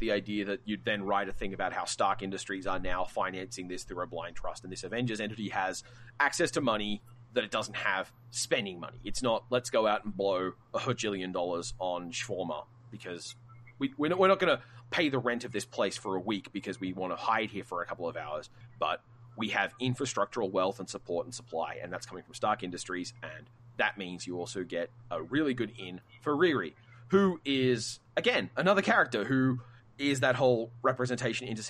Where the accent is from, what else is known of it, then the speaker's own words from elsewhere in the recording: Australia; I'm Australian